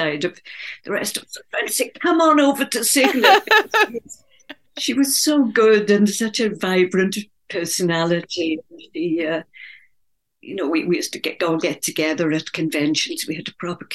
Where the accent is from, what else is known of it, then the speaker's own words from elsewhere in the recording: Wales, United Kingdom; It's set in Wales, my native country, in a coal mining country in South Wales, which is my own background. I grew up in Wales.